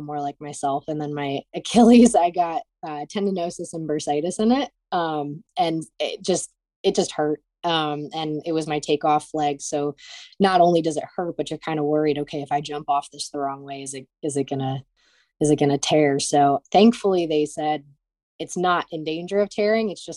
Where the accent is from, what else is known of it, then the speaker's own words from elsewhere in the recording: Cleveland, Ohio, United States; I'm from Cleveland